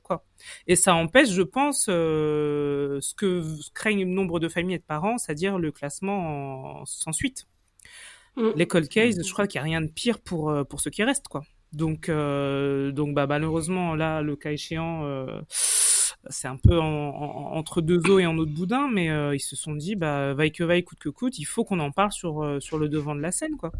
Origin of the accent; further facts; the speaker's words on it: France; chez nous en France